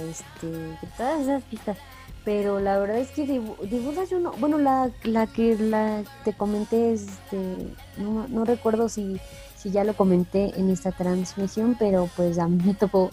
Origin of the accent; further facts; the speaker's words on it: Pachuca, Hidalgo, Mexico; yo soy de Pachuca